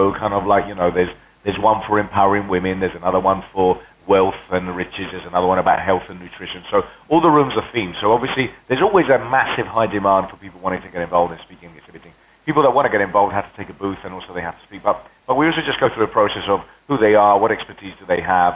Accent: Spain; first language Spanish; English is a second language; also born or lived in England; now in London, United Kingdom; left to Spain when I was 9, brought up in Spain

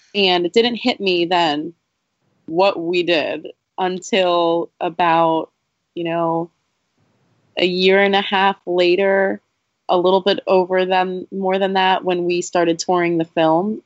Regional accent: Bethlehem, Pennsylvania, United States; making a movie on Main Street in my hometown

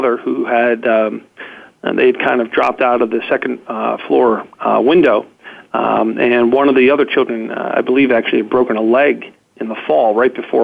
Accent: Mount Lebanon, Pennsylvania, United States; here in my hometown here in Mount Lebanon.

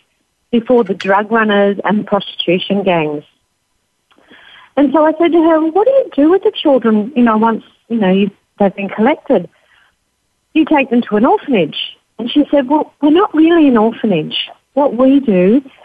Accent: Australia; Being Australian

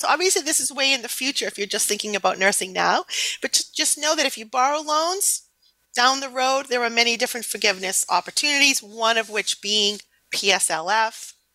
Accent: New England, United States; accent: New England; my New England accent is terrible.

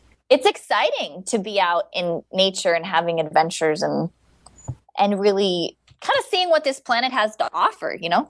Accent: Hawaii, United States; I grew up in Hawaii and all over the world

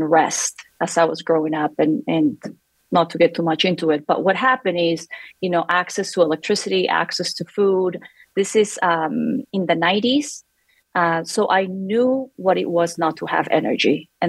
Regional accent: Lima, Peru; moved away as an adult; also born or lived in Lexington, Kentucky; now in Colorado, United States; Well, I was born and raised in Lima, Peru. I lived about 10 minutes from the coast.

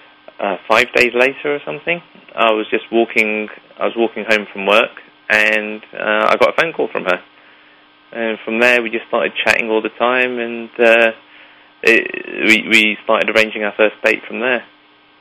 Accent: London, United Kingdom; also born or lived in Leeds; I then moved to London when I was approximately 2 years old. So as far as I'm concerned, I've been born and bred in London

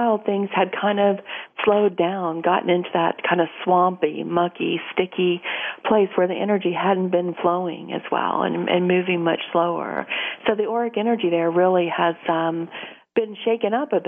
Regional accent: Louisiana, United States; I grew up in Louisiana

